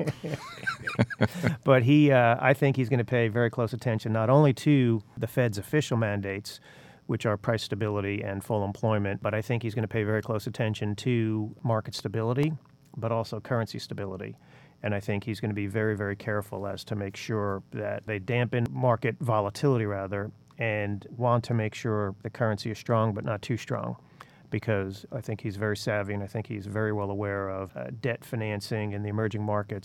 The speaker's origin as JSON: {"language": "English", "town": "New York City", "region": "New York", "country": "United States", "tie": "born or raised there", "moved": "yes", "said": "even though I was born in the Bronx"}